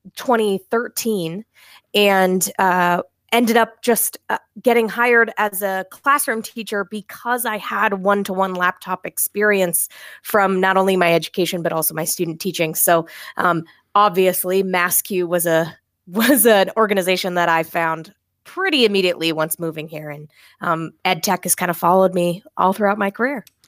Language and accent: English; Maine, United States; moved away as an adult; now in Massachusetts, United States; I'm originally from Maine